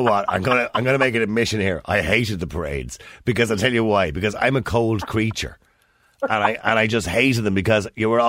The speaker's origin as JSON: {"language": "English", "country": "Ireland"}